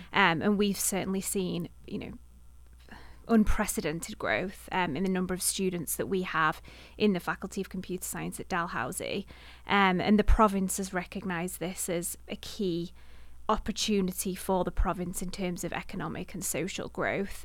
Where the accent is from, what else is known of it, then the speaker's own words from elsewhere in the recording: Manchester, North West England, United Kingdom; moved away as an adult; now in Halifax, Canada; I'm from the Manchester area, so bi-, much bigger city